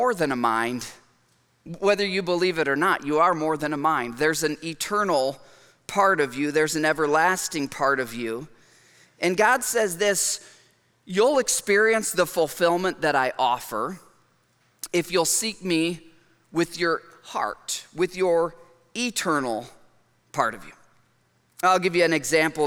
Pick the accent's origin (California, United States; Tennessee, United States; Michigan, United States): Michigan, United States; I grew up in Michigan and I'm the youngest of four boys